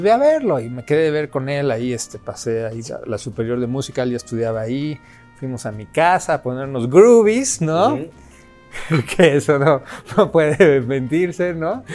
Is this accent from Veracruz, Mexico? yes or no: no; Mexico City, Mexico; ahí en Coyoacán, teníamos así un PA de repente enorme, ya teníamos para esa edad ya 14 años